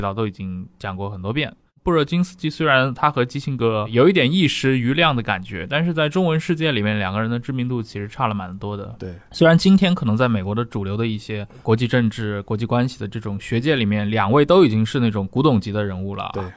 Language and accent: Chinese; China